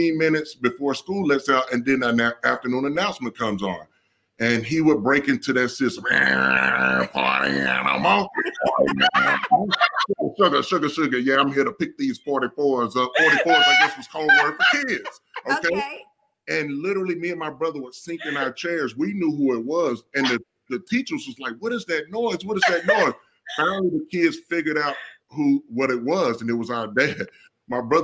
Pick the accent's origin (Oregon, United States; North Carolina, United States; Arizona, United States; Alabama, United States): Alabama, United States; Mobile; I grew up in Mobile, Alabama.